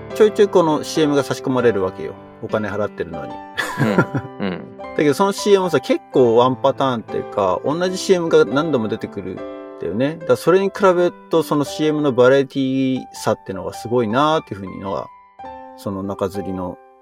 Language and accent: Japanese; Japan; moved away as an adult; now in Silicon Valley, United States; 自分の生まれ育った国に帰ってる